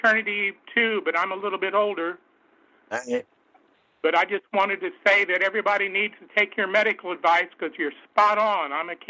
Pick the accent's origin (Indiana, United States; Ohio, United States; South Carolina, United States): Indiana, United States; also born or lived in Bloomington, Indiana; I'm calling you from Bloomington, Indiana. Sweet. I'm a Hoosier, too.